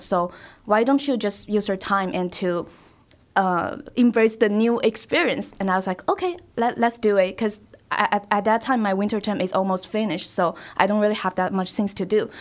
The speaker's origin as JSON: {"language": "English", "region": "Shanghai", "country": "China", "tie": "born or raised there", "second_language": "English", "moved": "as an adult", "lives_now": "Greencastle, United States", "said": "I'm from Shanghai"}